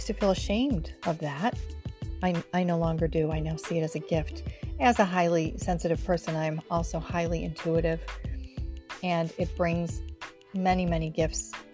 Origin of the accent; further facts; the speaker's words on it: Rochester, New York, United States; now in near New York City, United States; I'm originally from Rochester, New York, which is part of the Snow Belt